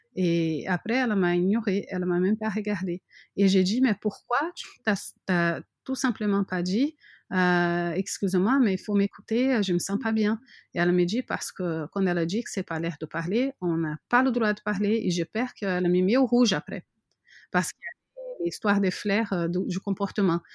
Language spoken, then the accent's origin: French; Brazil; French is a second language; moved away as an adult; also born or lived in France; now in Montpellier, France; mon pays natal